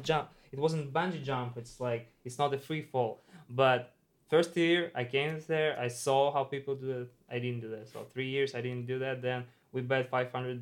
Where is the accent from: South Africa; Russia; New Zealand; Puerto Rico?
Russia; Moscow; especially in my hometown in Moscow